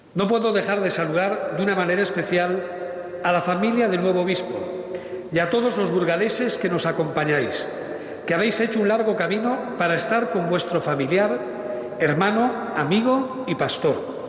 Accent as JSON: {"language": "Spanish", "region": "Galicia", "country": "Spain", "said": "Conjugaremos nuestro ser gallego"}